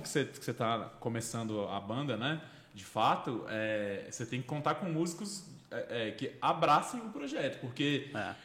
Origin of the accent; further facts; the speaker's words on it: Brasília, Federal District, Brazil; Eu cresci no Cruzeiro ali, então eu também fui, eu vi muita roda de samba lá